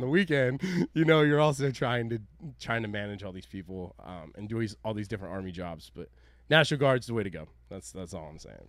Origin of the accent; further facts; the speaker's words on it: Oregon, United States; I told them that I was from Oregon.